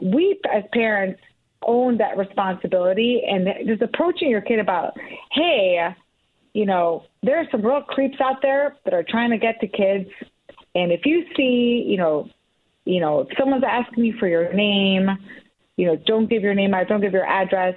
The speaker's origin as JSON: {"language": "English", "town": "Oak Park", "region": "Illinois", "country": "United States", "tie": "born or raised there", "said": "my hometown of Oak Park"}